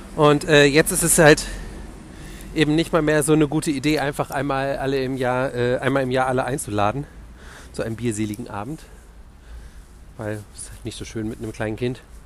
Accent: Wiesbaden, Hesse, Germany; moved away as an adult; also born or lived in Stuttgart; now in Berlin, Germany; Da habe ich so halb in Stuttgart und halb in meiner Heimatstadt Wiesbaden gewohnt

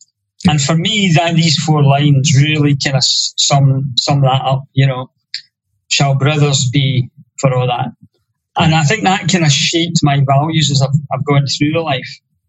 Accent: Ayrshire, Scotland, United Kingdom; I come from Burns country.

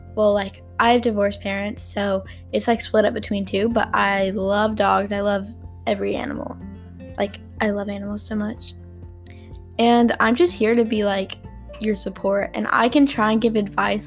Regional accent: Texas, United States; I'm from Texas

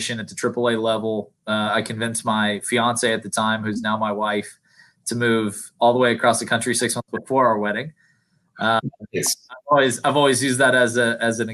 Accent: Lexington, Kentucky, United States; moved away as an adult; now in Atlanta, United States; I was back in Lexington. I was their assistant general manager and was really happy back in my hometown, close to family

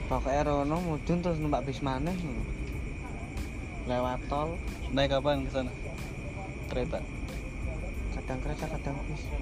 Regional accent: Central Java, Indonesia; also born or lived in Jakarta / Semarang; Ya aku Jawa Tengah bang.

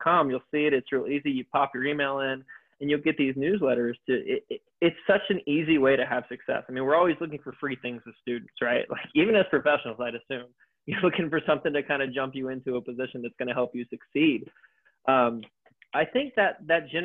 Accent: the South, United States; I'm from the South. We use the phrase bless your heart and things like that. I say y'all a lot

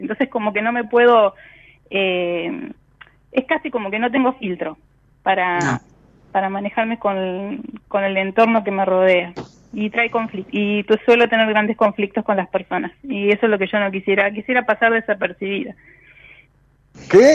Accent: La Plata, Buenos Aires Province, Argentina; De La Plata

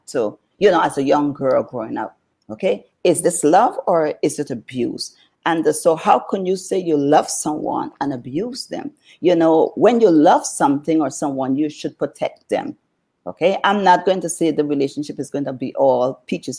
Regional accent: New Amsterdam, East Berbice-Corentyne, Guyana; now in United States; I grew up in Guyana, South America

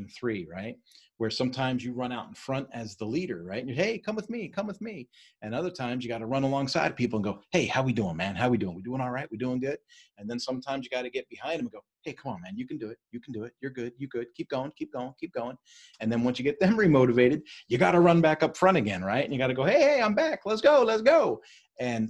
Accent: East Coast, United States; I was raised on the East Coast.

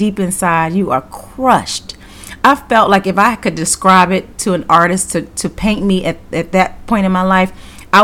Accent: Baltimore, Maryland, United States; moved away; also born or lived in Georgia; I'm originally from Baltimore, and I was living in Georgia at the time

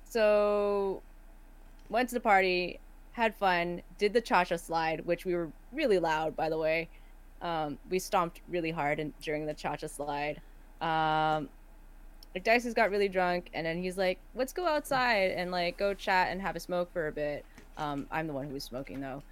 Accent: Canada; I am not from here. I'm from Canada

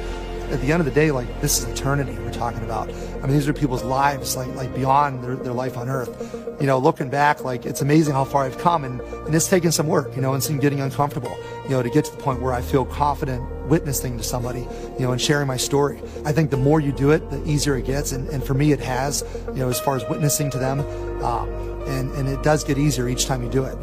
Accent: Pittsburgh, Pennsylvania, United States; I grew up just outside of Pittsburgh, Pennsylvania

